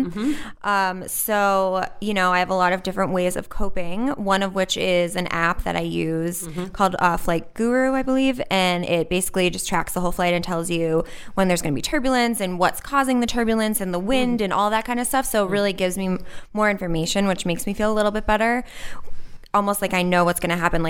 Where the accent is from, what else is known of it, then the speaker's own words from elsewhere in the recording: Western Massachusetts, United States; I grew up in Western Mass